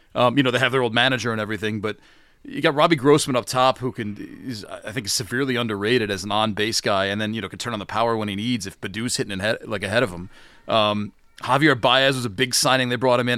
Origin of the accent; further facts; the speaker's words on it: Syracuse, New York, United States; I'm from Syracuse